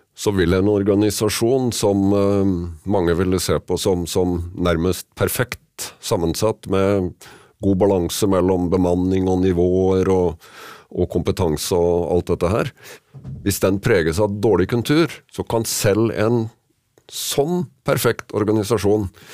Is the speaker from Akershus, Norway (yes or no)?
no; Kragerø, Vestfold og Telemark, Norway; hjemme i Kragerø